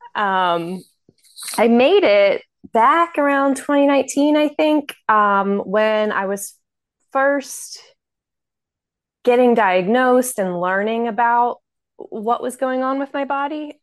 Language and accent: English; Baltimore, Maryland, United States; I'm from Baltimore, Maryland